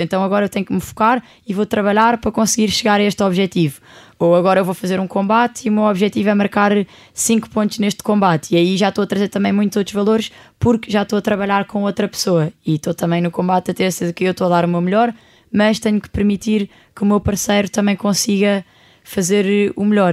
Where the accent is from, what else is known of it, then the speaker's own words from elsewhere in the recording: Portugal; eu sou do outro lado do mundo, venho de Portugal